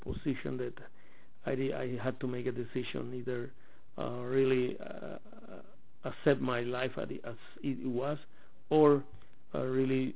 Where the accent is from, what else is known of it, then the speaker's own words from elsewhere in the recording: Puerto Armuelles, Chiriquí, Panama; English is a second language; moved away as an adult; also born or lived in Mexico / Honduras; I was born in Panama, in a corner of Panama, close to the border with Costa Rica, in a town named Puerto Armuelles